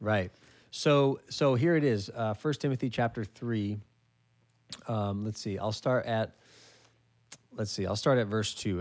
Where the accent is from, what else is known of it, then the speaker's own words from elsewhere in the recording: California, United States; my home state of California